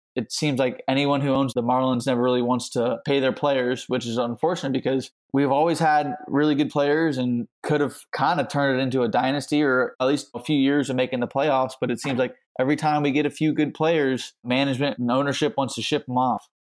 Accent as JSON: {"language": "English", "region": "South Florida", "country": "United States", "tie": "born or raised there", "said": "I grew up in South Florida"}